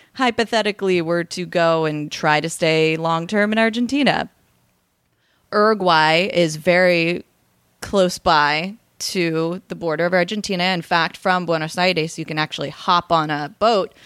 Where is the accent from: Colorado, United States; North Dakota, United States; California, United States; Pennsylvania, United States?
California, United States; Riverside; I'm originally from Riverside, California.